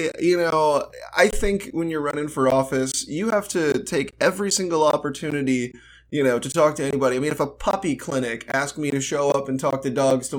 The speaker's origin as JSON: {"language": "English", "town": "Nashville", "region": "Tennessee", "country": "United States", "said": "I'm from Nashville, Tennessee."}